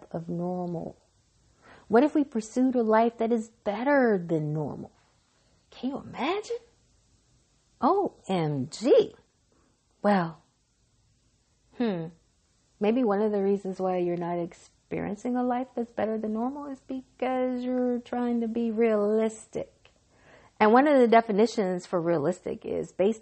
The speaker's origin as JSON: {"language": "English", "region": "Mississippi", "country": "United States", "said": "I'm from Mississippi"}